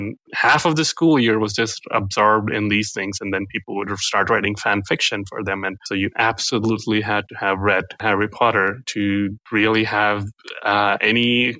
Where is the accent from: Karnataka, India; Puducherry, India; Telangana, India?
Telangana, India; Hyderabad; first language Telugu; English is a second language; I grew up in the southern part of India in Hyderabad. It's a city down there that is huge.